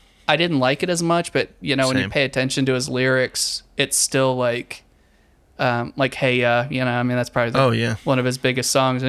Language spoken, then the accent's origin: English; the South, United States; especially growing up in the South, I think it just feels so rooted in like, like America, I guess.